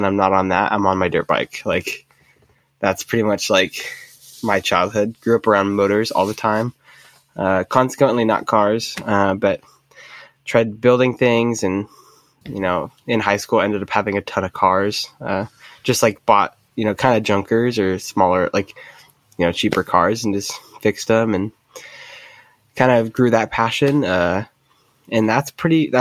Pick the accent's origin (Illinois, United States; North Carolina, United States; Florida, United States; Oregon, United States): Oregon, United States; Medford; I grew up in Medford, Oregon.